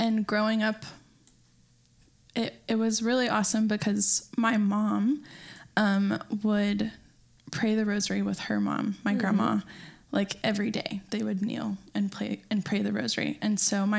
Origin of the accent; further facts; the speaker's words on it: Burnet, Texas, United States; I'm from Burnett, Texas, which is a very small town